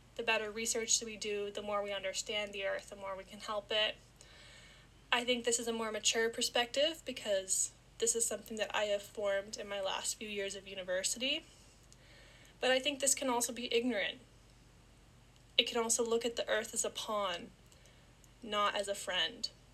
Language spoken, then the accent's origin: English; Niagara Falls, Ontario, Canada; I was born and raised in Niagara Falls, Canada